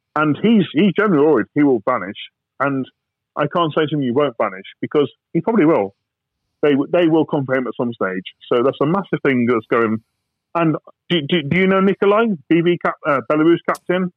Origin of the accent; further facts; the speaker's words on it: United Kingdom; I'm British, I'm ex-soldier